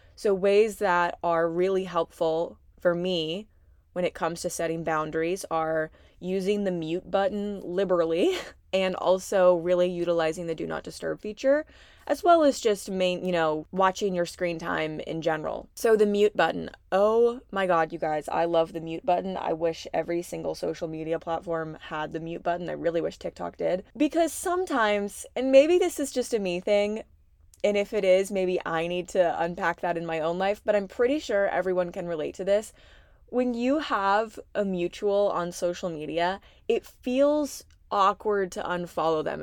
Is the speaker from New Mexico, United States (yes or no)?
no; Southeastern Virginia, United States; I'm from South Southeastern Virginia. I have a really big family. My childhood was pretty unconventional. I was raised by big hippies in the middle of the woods